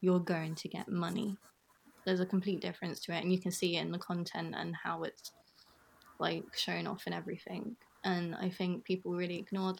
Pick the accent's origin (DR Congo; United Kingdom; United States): United Kingdom; accent: British; my British accent